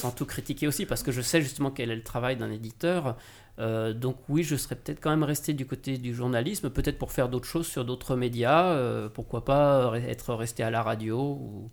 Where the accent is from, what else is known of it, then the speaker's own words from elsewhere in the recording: Lyon, Auvergne-Rhône-Alpes, France; moved away as an adult; now in Paris, France; moi je viens de Lyon